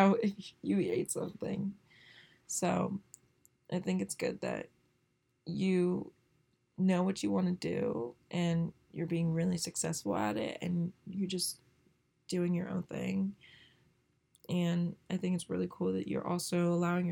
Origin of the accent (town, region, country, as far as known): Northern Virginia, United States; born or raised there